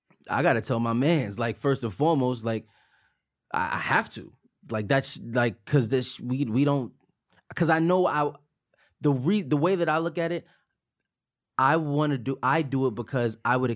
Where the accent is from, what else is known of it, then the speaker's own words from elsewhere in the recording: Buffalo, New York, United States; I'm from Buffalo.